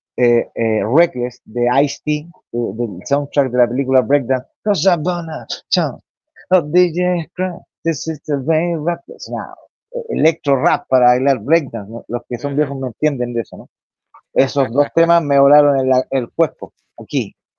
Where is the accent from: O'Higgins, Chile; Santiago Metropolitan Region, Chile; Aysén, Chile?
Santiago Metropolitan Region, Chile; Santiago; barrio donde yo me crié